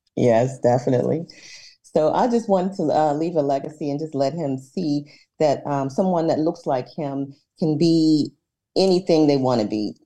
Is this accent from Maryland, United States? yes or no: no; Pittsburgh, Pennsylvania, United States; I am a native from Pittsburgh, been living here all my life